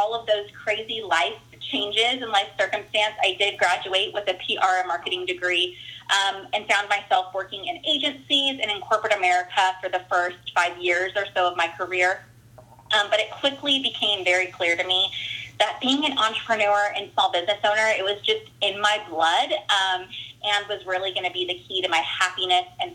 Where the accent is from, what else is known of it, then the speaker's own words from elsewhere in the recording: Central California, United States; moved away as an adult; now in Midwest, United States; I was born and raised in Central California